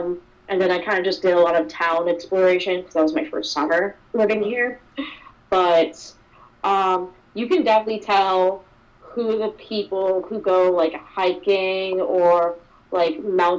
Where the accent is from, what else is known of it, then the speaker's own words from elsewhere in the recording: Long Island, New York, United States; moved away as an adult; now in Maine, United States; I grew up in Long Island suburbs, go to the city, get, like, that city vibe. But now, like, I live in, like, a small city, but a city nonetheless, in, like, a studio apartment.